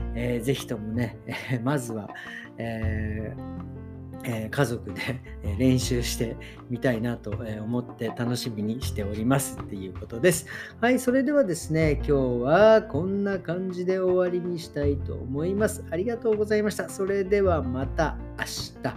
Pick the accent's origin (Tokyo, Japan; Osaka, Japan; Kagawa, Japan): Tokyo, Japan; 僕東京ですけど